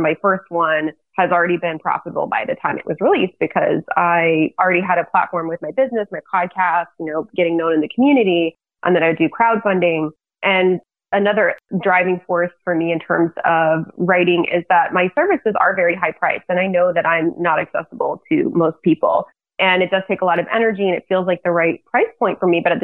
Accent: Lafayette, United States; also born or lived in China; my hometown in Lafayette

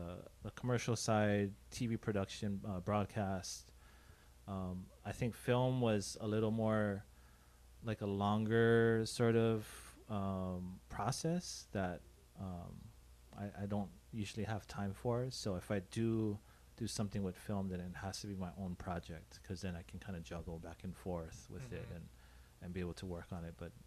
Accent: Honolulu, Hawaii, United States; I grew up in Hawaii Kai.

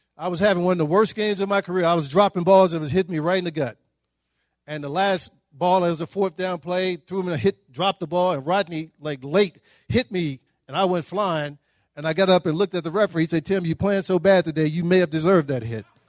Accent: Dallas, Texas, United States; I grew up in Dallas, Texas

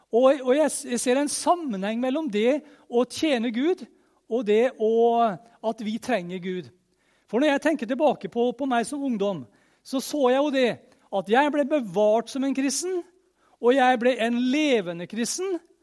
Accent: Møre og Romsdal, Norway; jeg er romsdaling

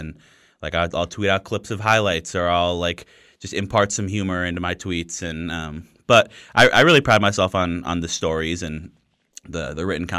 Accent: Minneapolis, Minnesota, United States; I grew up in Minneapolis. I grew up a Vikings fan.

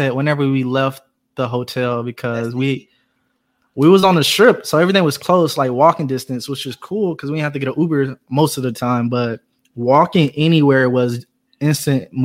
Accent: Atlanta, Georgia, United States; I'm from Atlanta

